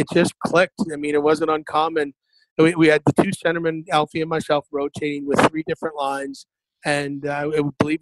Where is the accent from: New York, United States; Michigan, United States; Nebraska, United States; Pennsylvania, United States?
Michigan, United States; Waterford; I was very fortunate to play local up till I was 15. I mean, I played right there at Waterford, Lakeland Arena